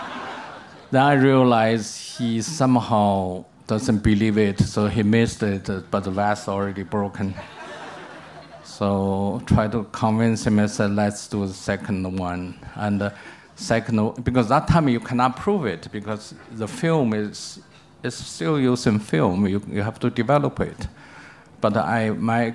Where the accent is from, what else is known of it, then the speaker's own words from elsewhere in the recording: China; moved away as an adult; also born or lived in New York; I come back to China